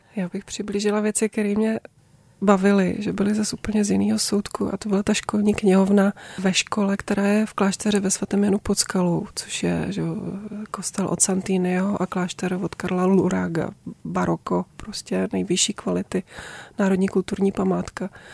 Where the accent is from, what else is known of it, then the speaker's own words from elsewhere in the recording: Brno, South Moravian Region, Czechia; now in Řevnice, Czech Republic; v Brně, v rodišti, odkud pocházím, v Bosonohách